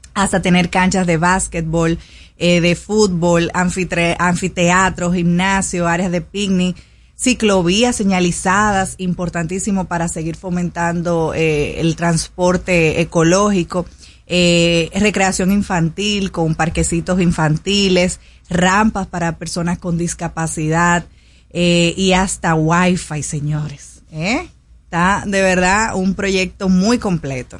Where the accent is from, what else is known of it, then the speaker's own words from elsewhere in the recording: Dominican Republic; los dominicanos